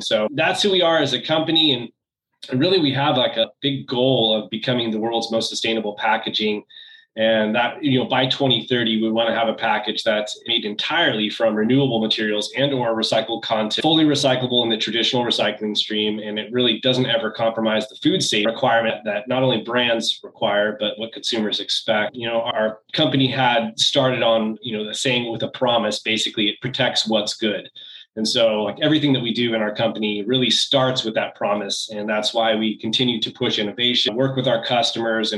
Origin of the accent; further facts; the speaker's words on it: California, United States; I grew up in California.